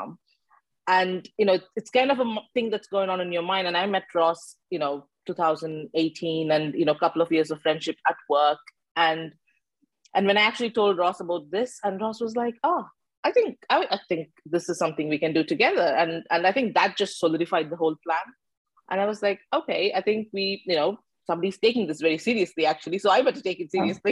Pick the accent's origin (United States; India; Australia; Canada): India; moved away as an adult; now in United Kingdom; I come from India, and as you said, I grew up in the mm-hmm. hustle and bustle, going to school in tuk-tuk